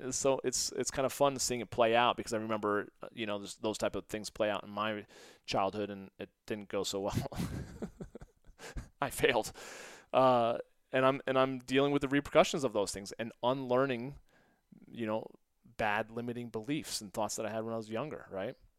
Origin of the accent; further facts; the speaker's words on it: St. Louis, Missouri, United States; also born or lived in Westport, Connecticut; we moved from Westport, Connecticut to Saint Louis